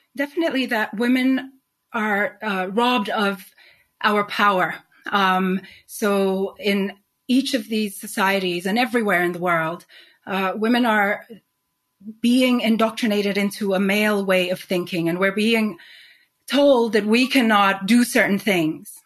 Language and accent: English; Nigeria; also born or lived in Sweden / Spain / New York; now in London, United Kingdom; growing up in Nigeria, um, I was witness to a particular type of society